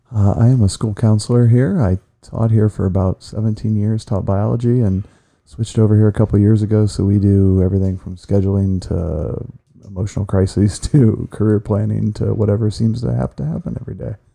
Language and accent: English; Ashland, Ohio, United States; also born or lived in Clyde, Ohio; I was born here in Ashland at Samaritan Hospital. Swore I'd never stay left for a while, got robbed by my neighbors on my first teaching job, and moved back home